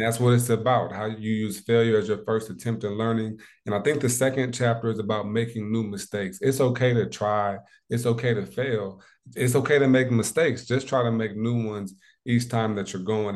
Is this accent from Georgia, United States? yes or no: no; South Bend, Indiana, United States; when I was a young pup, about six, seven years old, I moved back from Indianapolis to South Bend, Indiana.